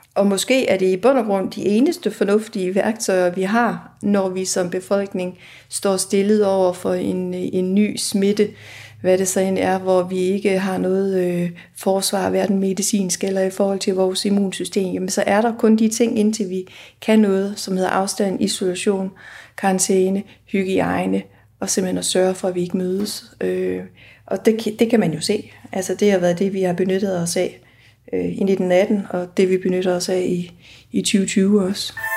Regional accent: Aarhus, Central Denmark Region, Denmark; i Aarhus, hvor jeg kommer fra

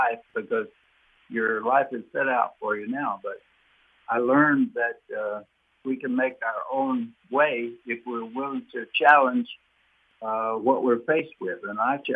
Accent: East Brewton, Alabama, United States; also born or lived in Mobile, Alabama; I did a lot of my growing up in East Bruton, Alabama

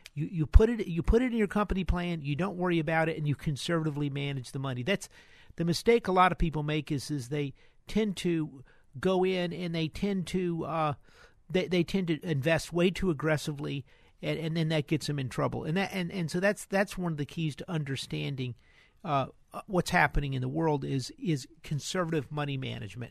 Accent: Houston, Texas, United States; We're from Houston.

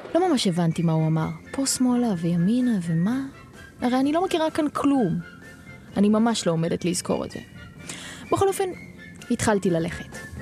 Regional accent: Haifa, Haifa District, Israel; אני מהצפון, מחיפה

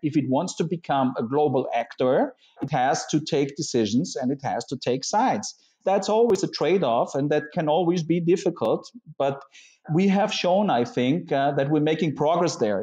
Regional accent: Vienna, Austria; I'm from Vienna. I feel Viennese, but I'm Austrian.

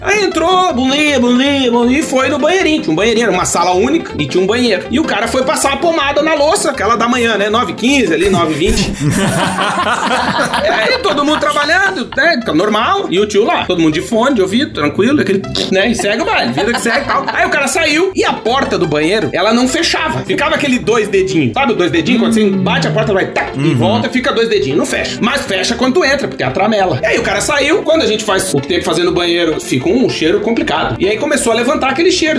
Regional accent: Brazil; moved away as an adult; a gente nunca vai deixar de ser brasileiro

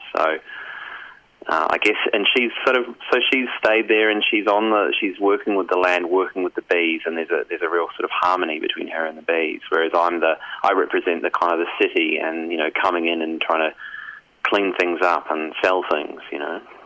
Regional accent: New Zealand; now in Australia; I'm from New Zealand originally.

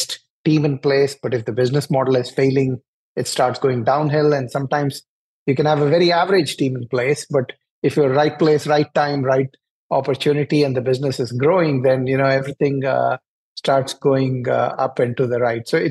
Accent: New Delhi, Delhi, India; moved away as an adult; now in Atlanta, United States; I grew up in New Delhi in India, and all of my education is from there

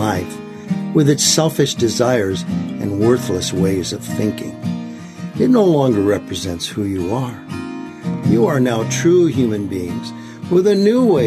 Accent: Michigan, United States; now in Maricopa, United States; I was born and raised in Michigan

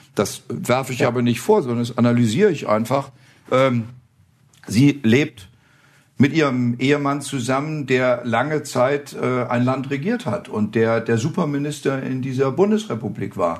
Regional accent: Flonheim, Rhineland-Palatinate, Germany; moved away as an adult; also born or lived in Osterholz-Scharmbeck, Lower Saxony; now in Thuringia, Germany; ich komme ja aus Rheinhessen.

